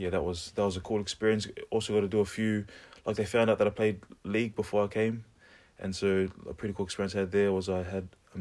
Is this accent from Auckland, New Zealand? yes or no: yes; Auckland, New Zealand; I was born in New Zealand, but in Auckland, so like in the city.